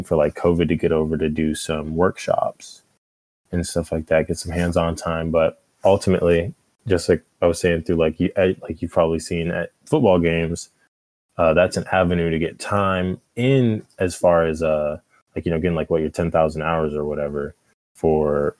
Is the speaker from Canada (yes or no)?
no; Atlanta, Georgia, United States; also born or lived in Jacksonville, Alabama; I'm from Atlanta, Georgia, just about a couple minutes south of Georgia.